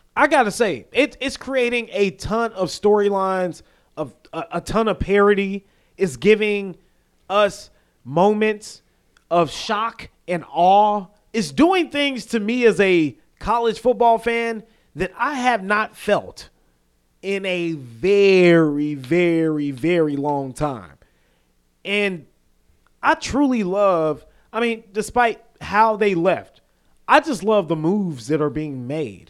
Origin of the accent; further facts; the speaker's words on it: the South, United States; accent: Southern; we're from the South. You know, if you go up north, they'll probably be like, yo, you, you have a accent